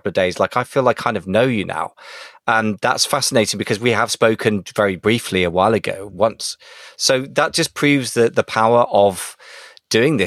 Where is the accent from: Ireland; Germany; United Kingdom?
United Kingdom; as a Brit